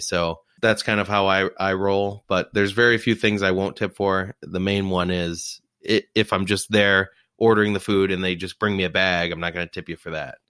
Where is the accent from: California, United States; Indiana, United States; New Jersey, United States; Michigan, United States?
New Jersey, United States; moved away; I grew up in Jersey